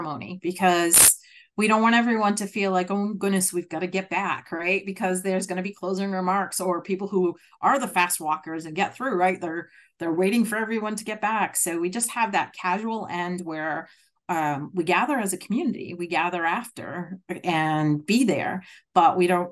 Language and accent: English; Massachusetts, United States; accent: Massachusetts; moved away as an adult; now in Rhode Island, United States; my Massachusetts accent